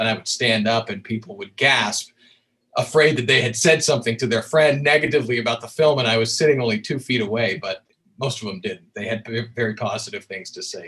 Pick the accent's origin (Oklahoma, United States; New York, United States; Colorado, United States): Colorado, United States; I grew up in Colorado